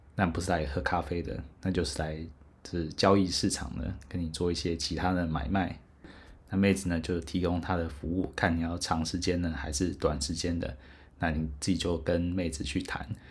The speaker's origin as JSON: {"language": "Chinese", "country": "Taiwan", "said": "后来猜来猜是台湾，我说，哎，bingo"}